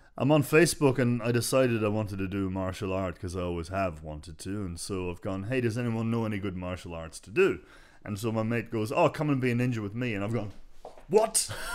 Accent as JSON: {"language": "English", "town": "Dundalk", "region": "Leinster", "country": "Ireland", "tie": "born or raised there", "said": "Well, this is in Dublin, but I was growing up in Dundalk in Ireland."}